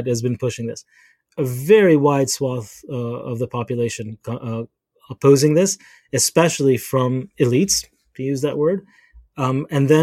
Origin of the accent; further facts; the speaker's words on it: Israel; I grew up in Israel